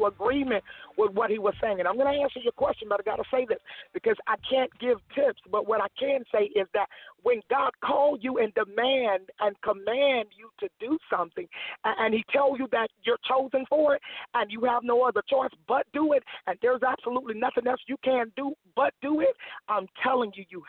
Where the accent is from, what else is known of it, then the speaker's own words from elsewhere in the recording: Florida, United States; moved away as an adult; also born or lived in Atlanta, Georgia; now in Petersburg, Virginia, United States; I'm originally from Florida. I moved from Florida back in 2003